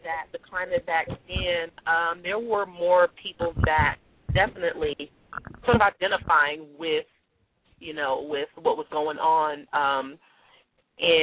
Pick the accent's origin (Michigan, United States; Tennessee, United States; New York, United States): New York, United States; New York City; I am a native New Yorker, born and raised in New York City, Jamaica, Queens